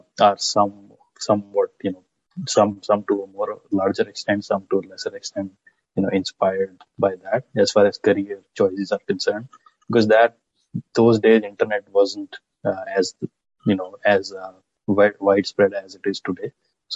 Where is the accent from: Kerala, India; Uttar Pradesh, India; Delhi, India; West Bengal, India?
Uttar Pradesh, India; Lucknow; moved away as an adult; also born or lived in United Kingdom; now in Toronto, Canada; I come from Lucknow. My father owns a grocery